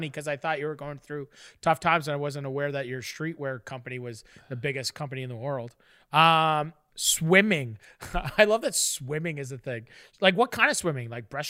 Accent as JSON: {"language": "English", "town": "Fort Erie", "region": "Ontario", "country": "Canada", "tie": "born or raised there", "said": "I grew up on a lake, bro. I grew up in Fort Erie, Lake Erie. It's a great lake."}